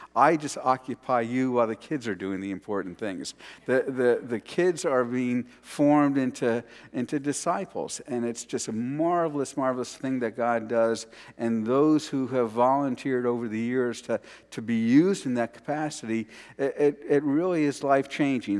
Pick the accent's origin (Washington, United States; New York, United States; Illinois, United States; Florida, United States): New York, United States; New York City; my childhood and growing up around New York City